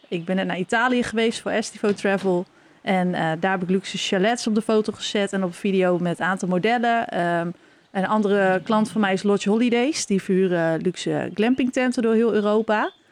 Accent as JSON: {"language": "Dutch", "town": "Norg", "region": "Drenthe", "country": "Netherlands", "tie": "born or raised there", "said": "we zitten hier nu in het huis waar ik ben opgegroeid, in Norg"}